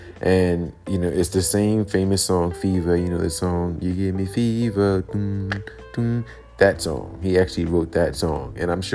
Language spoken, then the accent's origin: English; New York City, New York, United States; Brooklyn, New York, my hometown, Brooklyn Borough.